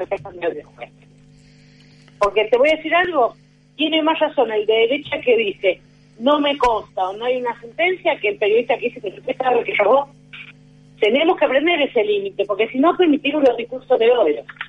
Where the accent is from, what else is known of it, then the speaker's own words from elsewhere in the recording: San Juan, Argentina; yo soy de San Juan